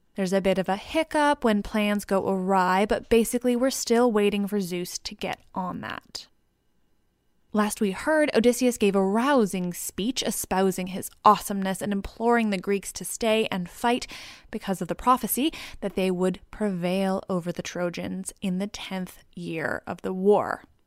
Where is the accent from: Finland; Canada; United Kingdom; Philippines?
Canada; I'm Canadian